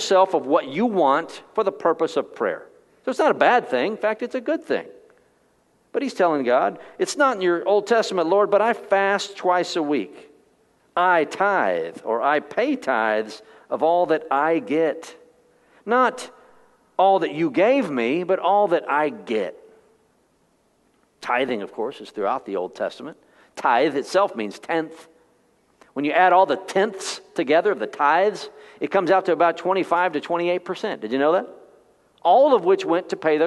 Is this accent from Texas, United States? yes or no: yes; Texas, United States; I was born in Texas